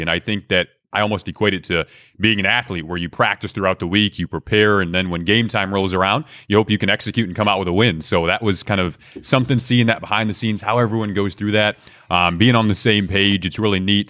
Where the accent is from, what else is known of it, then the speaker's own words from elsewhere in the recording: Detroit, Michigan, United States; I grew up in Detroit